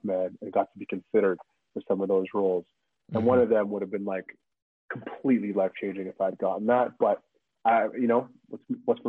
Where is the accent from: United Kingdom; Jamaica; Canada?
Canada; I'm a Canadian